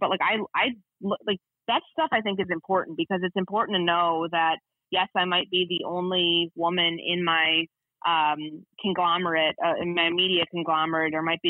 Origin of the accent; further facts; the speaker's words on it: Midwest, United States; But you know, I grew up in the Midwest. I'm used to the snow and the ice and the cold